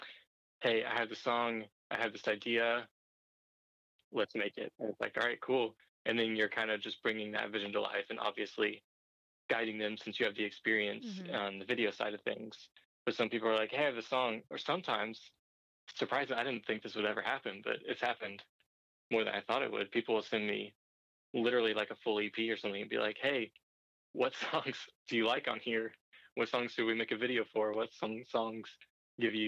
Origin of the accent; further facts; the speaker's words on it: Murfreesboro, Tennessee, United States; also born or lived in Nashville; I'm from Nashville. I'm from Murfreesboro